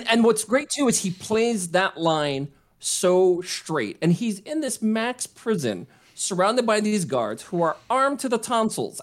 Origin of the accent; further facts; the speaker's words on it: Hawaii, United States; growing up in Hawaii